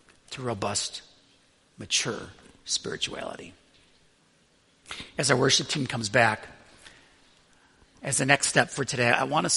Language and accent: English; Buffalo, New York, United States; born or raised there; moved away